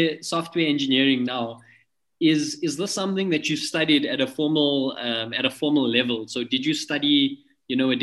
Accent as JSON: {"language": "English", "town": "Pretoria", "region": "Gauteng", "country": "South Africa", "said": "I'm actually from Lodium as well."}